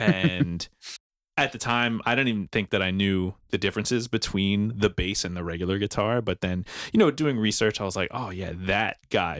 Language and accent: English; New Jersey, United States; moved away as an adult; now in Philadelphia, United States; originally from South Jersey